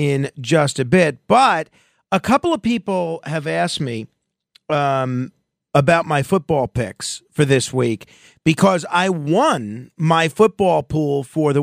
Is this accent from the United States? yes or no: yes; New York, United States; I am a New Yorker